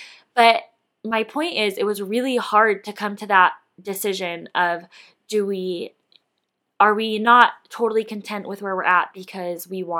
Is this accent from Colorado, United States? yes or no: yes; Colorado, United States; I grew up mostly in Colorado, but honestly in like a few other states as well.